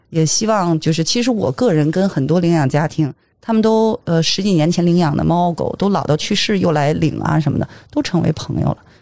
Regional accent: Beijing, China; 在我们大北京，那个我土生土长，北京土著啊，在我们嗯。大北京

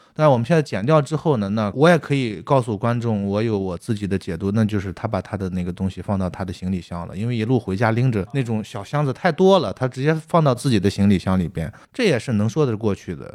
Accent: Shanxi, China; accent: Shanxi; now in Beijing, China; 我们都是山西导演，拍的山西故事，所有的发生的场景、环境，我们的乡音都是山西的

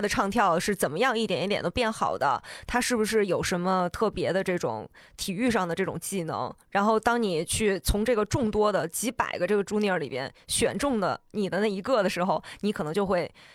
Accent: China; 我们作为中国人

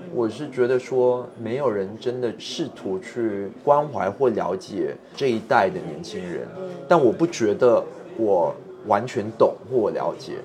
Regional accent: Singapore; 我是热带地区长大的，就是常年温度二十四到三十二度

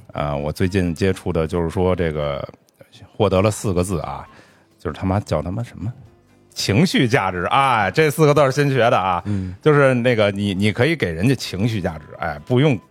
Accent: Beijing, China; 虽然我是一个北京人

